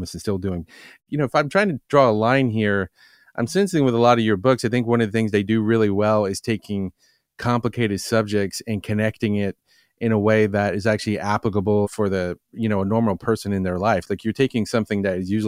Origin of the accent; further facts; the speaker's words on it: the South, United States; I'm from the South